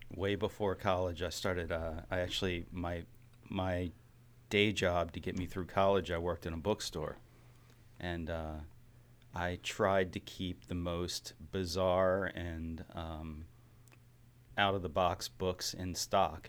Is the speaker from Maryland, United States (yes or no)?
yes; Baltimore, Maryland, United States; were born and bred in Baltimore